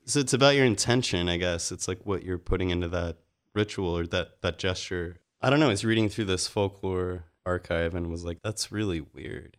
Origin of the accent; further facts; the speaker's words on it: Salt Lake City, Utah, United States; moved away as an adult; also born or lived in Mississippi / North Carolina / Phoenix / Haiti; now in Los Angeles, United States; Salt Lake City. Yeah, born there. Lived there most of my life